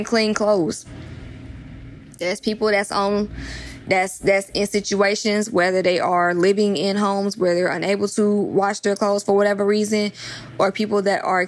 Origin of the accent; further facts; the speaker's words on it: Atlanta, Georgia, United States; now in Los Angeles, United States; I'm from Atlanta, but I live